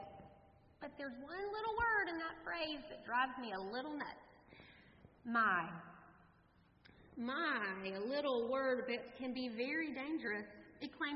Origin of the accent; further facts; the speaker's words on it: North Carolina, United States; I was raised in the Presbyterian Church, a small Presbyterian church in North Carolina.